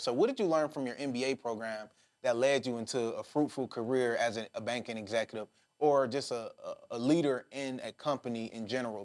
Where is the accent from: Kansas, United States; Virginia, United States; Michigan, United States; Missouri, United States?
Michigan, United States; Detroit; I'm from Detroit